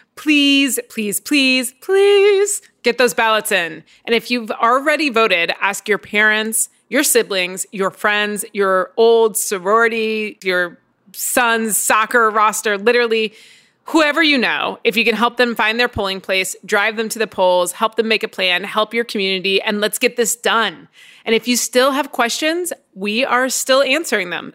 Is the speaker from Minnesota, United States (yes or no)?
no; Indiana, United States; my home state of Indiana